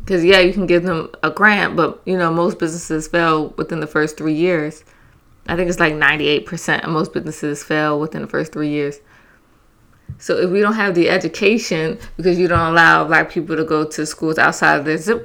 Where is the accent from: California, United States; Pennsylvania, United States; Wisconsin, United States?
Pennsylvania, United States; Philadelphia; I'm from Philly